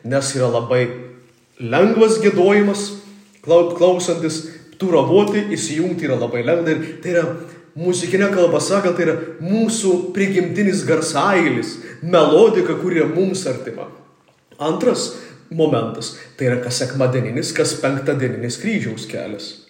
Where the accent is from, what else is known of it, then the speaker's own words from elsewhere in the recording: Samogitia, Lithuania; mes žemaičiai